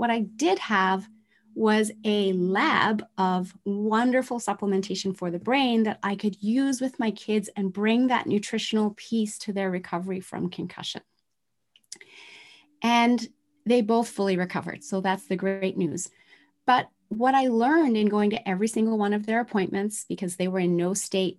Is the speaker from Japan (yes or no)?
yes; Tokyo, Japan; I grew up in Tokyo, Japan in the 1970s, where manufacturing plants were spewing toxins.